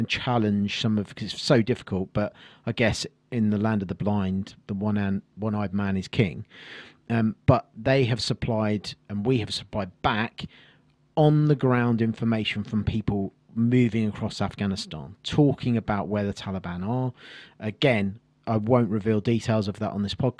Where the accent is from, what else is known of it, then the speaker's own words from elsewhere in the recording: Kent, South East England, United Kingdom; I grew up in Kent, inspired by the Second World War